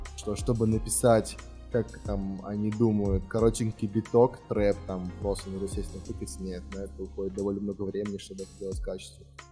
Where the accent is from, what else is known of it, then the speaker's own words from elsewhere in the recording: Moscow, Russia; я из России